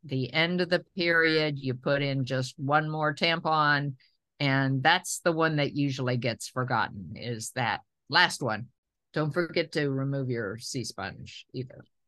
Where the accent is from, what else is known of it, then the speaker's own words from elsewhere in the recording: Tennessee, United States; I'm a Tennessean, and I have really complicated feelings about growing up in the South